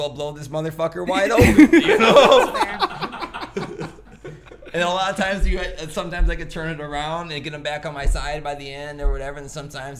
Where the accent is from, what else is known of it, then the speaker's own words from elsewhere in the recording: Hobart, Indiana, United States; I grew up in Hobart